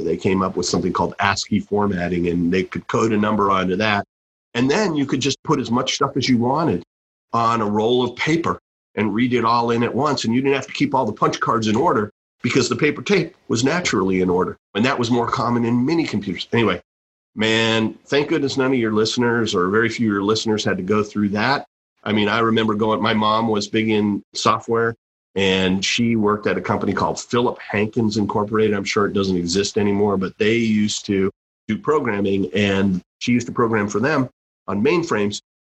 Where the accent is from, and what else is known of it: Lexington, Massachusetts, United States; born or raised there